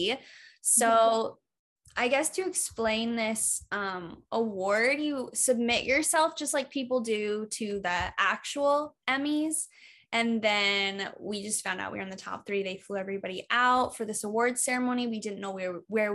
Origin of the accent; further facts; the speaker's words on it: Iowa, United States; moved away; I grew up in Iowa, which I love going back there